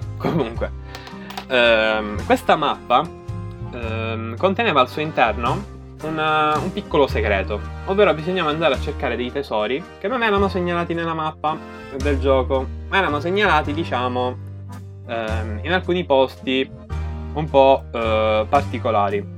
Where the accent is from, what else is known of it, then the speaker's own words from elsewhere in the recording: Sicily, Italy; dalle mie parti, eh, ovvero Sicilia